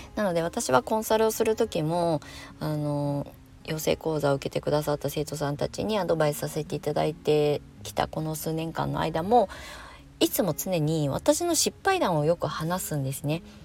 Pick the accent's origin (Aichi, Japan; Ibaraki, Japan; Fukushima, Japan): Ibaraki, Japan; Kasama; moved away as an adult; also born or lived in Tokyo / Shonan; 地元、あの、生まれ故郷の茨城県笠間市に帰ってきて